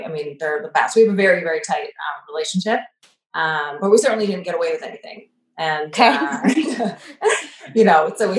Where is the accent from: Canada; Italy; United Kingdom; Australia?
Canada; moved away as an adult; also born or lived in Montreal; now in United States; And, I grew up in Canada, and then, my parents later moved to the US, and I was in university at the time. So I stayed and went to McGill. I was in Montreal.